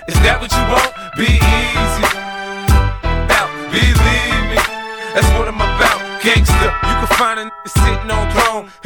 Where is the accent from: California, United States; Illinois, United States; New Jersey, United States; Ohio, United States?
Illinois, United States; Chicago; I don't fight fair. I'm dirty, dirty. I'm from Southside Chicago.